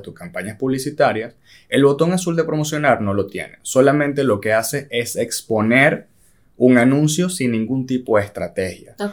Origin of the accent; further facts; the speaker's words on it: Venezuela; nosotros somos venezolanos